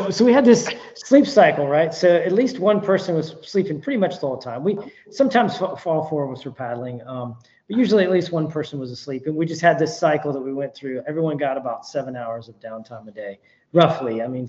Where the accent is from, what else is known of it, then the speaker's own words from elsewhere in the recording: the South, United States; So I'm from the South, obviously, and our rivers are a lot different than what these guys are used to.